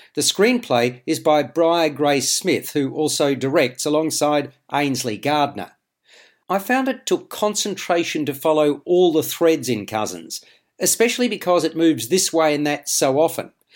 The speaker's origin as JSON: {"language": "English", "country": "Australia", "said": "As an Australian"}